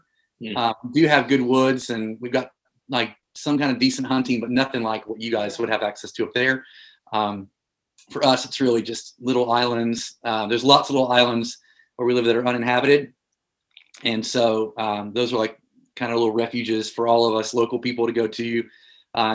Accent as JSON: {"language": "English", "region": "North Carolina", "country": "United States", "tie": "born or raised there", "moved": "yes", "said": "we moved to start One Harbor Church in my hometown, which is like a little town in North Carolina, like on the coast"}